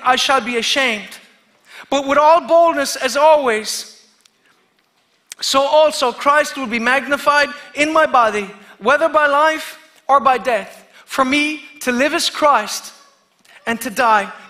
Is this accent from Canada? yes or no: no; Kerry, Munster, Ireland; I'm from Kerry